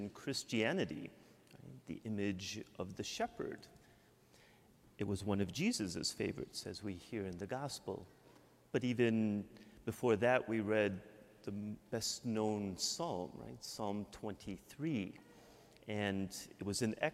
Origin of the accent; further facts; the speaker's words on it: Michigan, United States; accent: Midwestern; moved away as an adult; also born or lived in Mexico; now in Yonkers, United States; I'm from Michigan. I can't hide my Midwestern accent